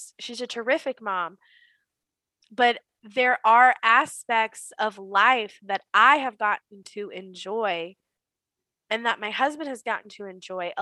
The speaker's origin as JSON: {"language": "English", "region": "the South", "country": "United States", "tie": "born or raised there", "said": "growing up in the South, we are taught as women that part of this Southern Belle"}